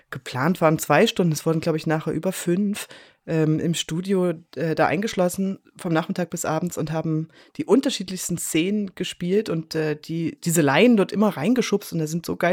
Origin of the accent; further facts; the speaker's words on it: Saxony-Anhalt, Germany; ich komme aus Sachsen-Anhalt